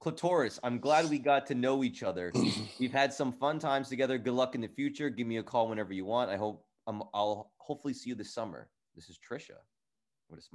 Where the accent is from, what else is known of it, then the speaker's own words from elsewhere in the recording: New Jersey, United States; I'm from Jersey